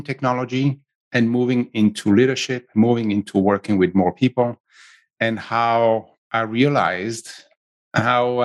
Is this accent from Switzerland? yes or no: yes; Switzerland; accent: Italian; English is a second language; moved away as an adult; also born or lived in south of Italy; now in San Francisco Bay Area, United States; I grew up in Switzerland